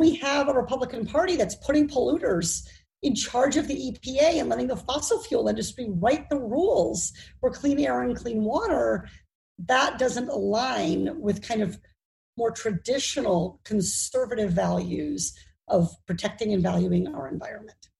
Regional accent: Iowa, United States; now in Orange County, United States; I grew up in Iowa

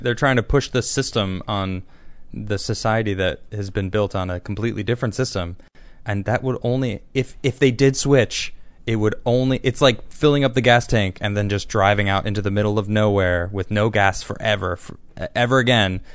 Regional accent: Chicago, Illinois, United States; I'm from Chicago

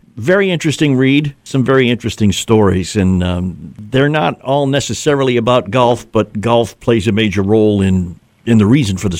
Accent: New England, United States; One of my favorite basketball teams I grew up in New England was the Boston Celtics

